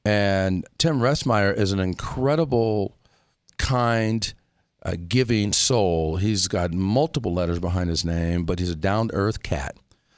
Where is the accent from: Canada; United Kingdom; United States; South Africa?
South Africa; We speak as South African.